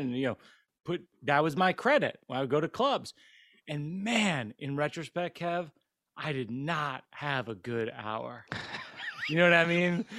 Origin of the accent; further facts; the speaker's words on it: Central Massachusetts, United States; I grew up in Central Mass, Massachusetts